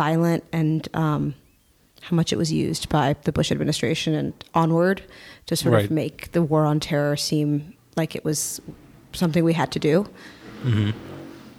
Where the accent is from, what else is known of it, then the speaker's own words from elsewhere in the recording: Berlin, Germany; moved away as an adult; also born or lived in New York; I grew up in Berlin, but I'm not German, but I sort of am, I guess.